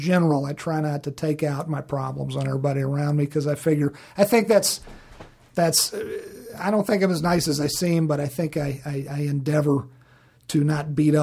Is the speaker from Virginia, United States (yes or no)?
yes; Virginia, United States; moved away; Living back in Virginia, and my home state of Virginia, which was great living in Virginia